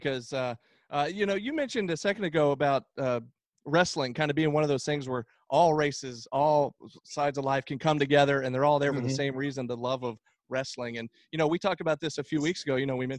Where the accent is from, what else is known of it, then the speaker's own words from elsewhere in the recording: Tucker, Georgia, United States; I grew up in Tucker, Georgia.